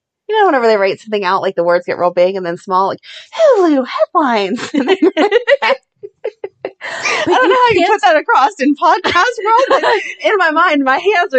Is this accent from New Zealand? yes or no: no; Ohio, United States; I grew up in Ohio.